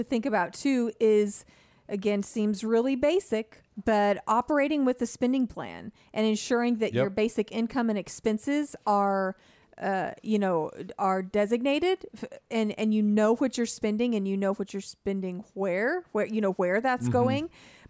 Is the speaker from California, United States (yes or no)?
yes; California, United States; Yeah, I grew up in California, so I have a soft spot in my heart for the 49ers.